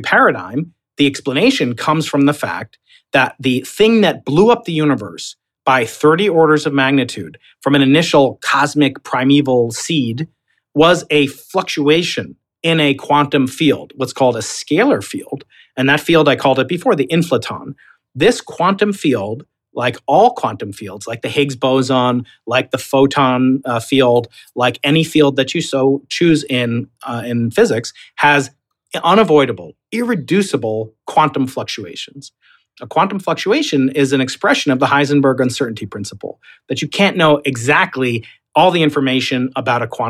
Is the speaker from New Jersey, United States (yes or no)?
no; New York, United States; accent: Long Island; I'm a New Yorker